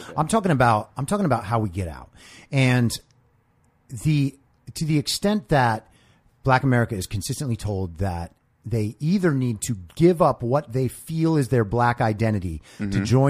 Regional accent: New York, United States; moved away as an adult; now in Los Angeles, United States; I'm from a little town in New York

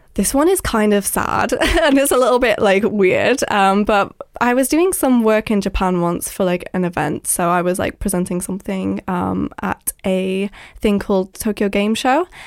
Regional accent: Isle of Man; now in London, United Kingdom; I live in London, but I'm from the Isle of Man

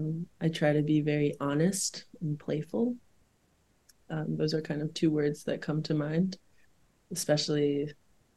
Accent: the South, United States; Like, I grew up in the South, there's a very specific style there, Vera Bradley mode, you know, whatever.

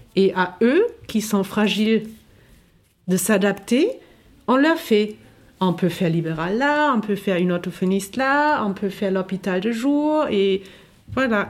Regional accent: Germany; now in France; je viens de l'Allemagne

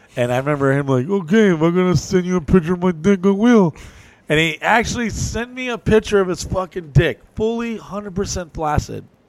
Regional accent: New Orleans, Louisiana, United States; I was born in New Orleans

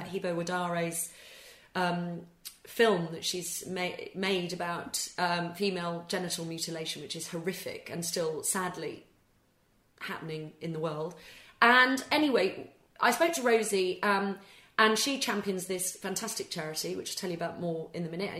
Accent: England, United Kingdom; also born or lived in Scotland; I, I, obviously am Scottish born, but was brought up and went to English schools.

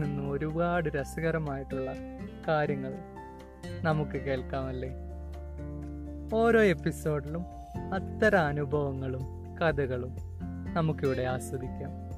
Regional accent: Wayanad, Kerala, India; ഒരു വയനാട്ടുകാരനാണ്

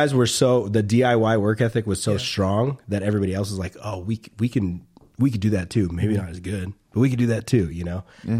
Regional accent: Riverside, California, United States; We're from Riverside too.

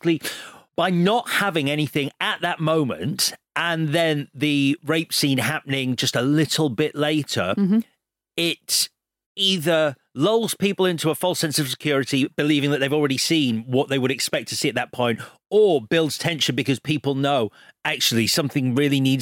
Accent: United Kingdom; even as like a Brit

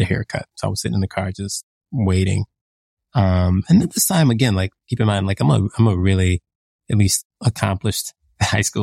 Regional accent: United States; I think of myself as a Black American

